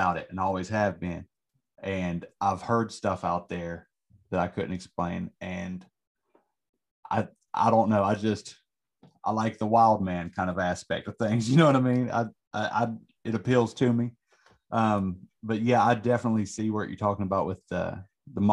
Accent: Southern West Virginia, United States; I'm from Southern West Virginia

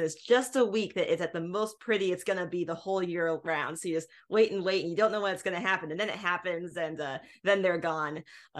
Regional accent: Illinois, United States; I come from Illinois originally.

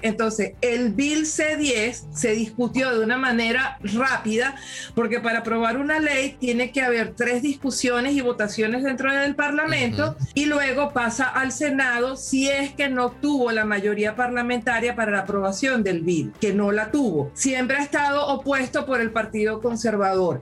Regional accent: Venezuela; now in Canada; como venezolana

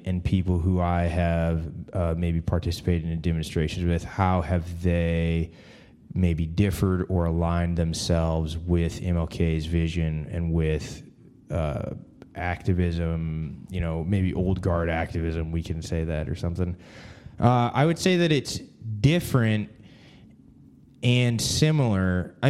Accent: Canada; born there; I was born in Canada, but so in that sense, I can't speak as much as Pierre has to the black church.

